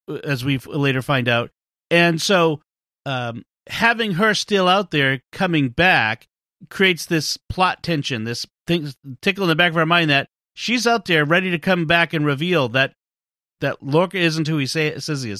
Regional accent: Boston area, Massachusetts, United States; I don't actually live in Boston, but if I'm on the other side of the galaxy and someone asks where I'm from, I say I'm from Boston.

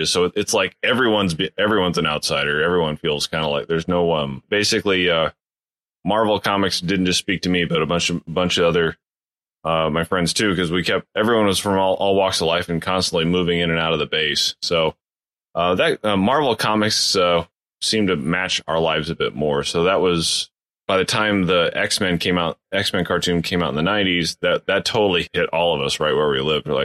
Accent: Fort Riley, Kansas, United States; I was born in Fort, in Riley, Kansas. After my mom got out of the military, my dad got a job teaching on base.

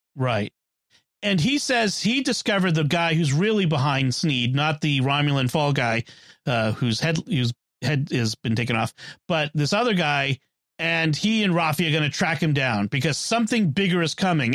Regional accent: Boston, Massachusetts, United States; I'm from Boston.

